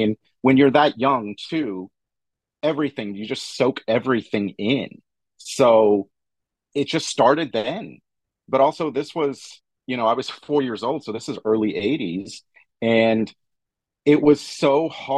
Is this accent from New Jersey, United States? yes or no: no; Fort Worth, Texas, United States; moved away; growing up in Fort Worth, Texas